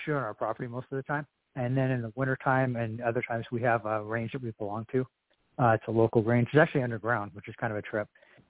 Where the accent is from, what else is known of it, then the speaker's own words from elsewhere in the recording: Whitefish, Montana, United States; Yeah, so we're from Whitefish, Montana, kind of Flathead Valley, like northwestern Montana.